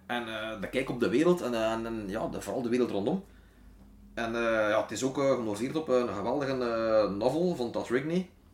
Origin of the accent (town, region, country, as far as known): Wetteren, Flanders, Belgium; born or raised there